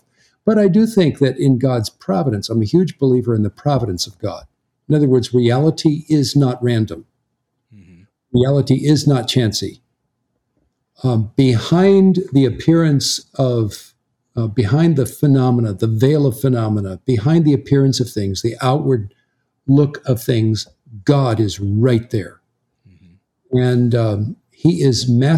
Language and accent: English; Southern California, United States; moved away as an adult; also born or lived in American South; you and I grew up out in Southern California